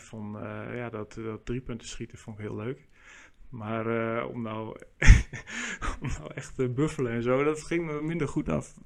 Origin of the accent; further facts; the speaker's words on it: Meppel, Drenthe, Netherlands; bij ons in Meppel, waar ik vandaan kom